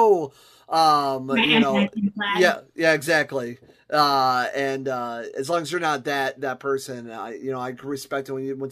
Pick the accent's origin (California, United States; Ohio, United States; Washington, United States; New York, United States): Ohio, United States; Akron; now in Toledo, United States; I'm from Akron, Ohio